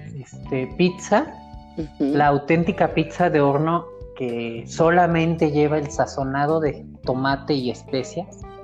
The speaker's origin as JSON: {"language": "Spanish", "town": "Morelia", "region": "Michoacán", "country": "Mexico", "tie": "born or raised there", "said": "la ciudad donde nací, la ciudad donde crecí"}